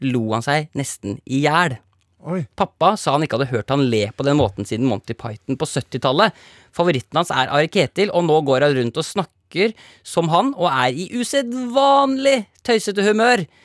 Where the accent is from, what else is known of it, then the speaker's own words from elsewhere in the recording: Northern Norway, Norway; Jeg er nordlending.